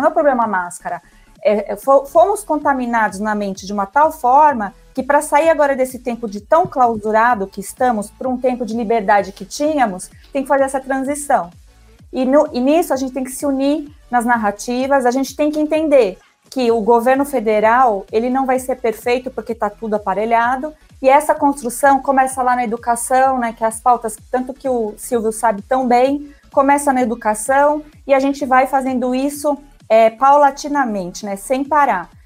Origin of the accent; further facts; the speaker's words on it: Brazil; somos brasileiros comuns